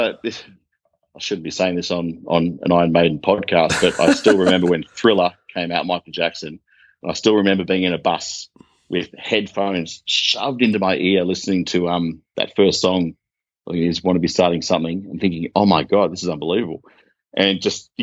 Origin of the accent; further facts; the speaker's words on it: Melbourne, Victoria, Australia; moved away as an adult; also born or lived in Sydney; now in Central Australia, Australia; I was born in Sydney and I grew up in Melbourne. I grew up in Melbourne